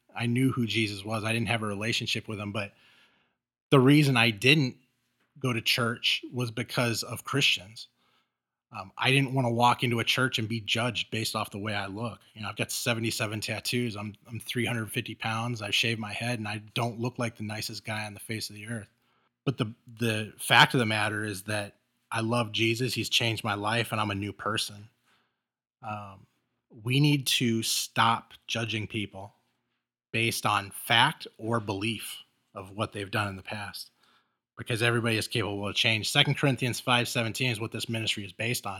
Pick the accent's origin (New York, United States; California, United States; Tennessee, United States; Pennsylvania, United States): California, United States; Los Angeles; now in Chicago area, United States; when I was growing up in L